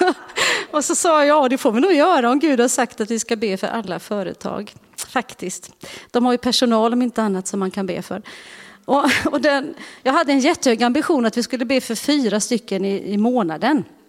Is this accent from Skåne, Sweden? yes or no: no; Uddevalla, Västra Götaland, Sweden; moved away; jag är ju från Uddevalla och eh, är ju uppvuxen i Bäve församling